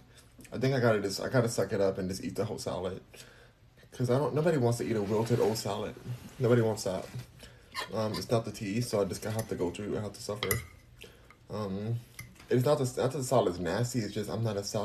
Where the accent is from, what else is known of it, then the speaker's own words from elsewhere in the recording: United States; I'm American. I'm true American.